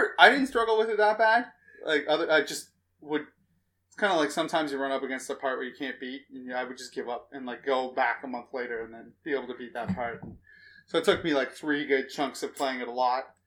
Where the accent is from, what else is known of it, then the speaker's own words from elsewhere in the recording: Canada; I'm Canadian.